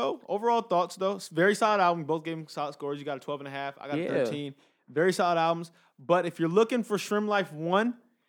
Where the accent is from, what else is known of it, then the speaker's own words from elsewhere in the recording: Los Angeles, California, United States; I'm from the West Coast, OT. I'm from LA, man.